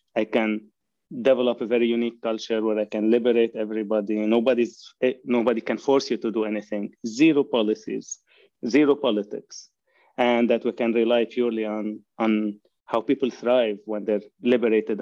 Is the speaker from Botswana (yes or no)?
no; Lebanon; moved away as an adult; now in Canada; I have grown in Lebanon, and I immigrated to Canada in 1990